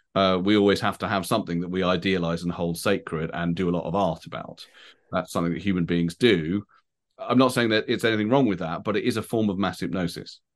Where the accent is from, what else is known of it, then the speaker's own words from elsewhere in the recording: United Kingdom; I feel, you know, English, British, however you want to put it.